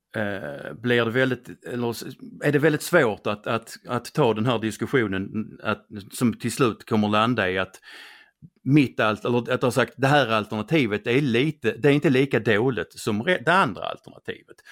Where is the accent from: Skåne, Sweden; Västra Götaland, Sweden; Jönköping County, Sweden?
Skåne, Sweden; accent: Skånska; min skånska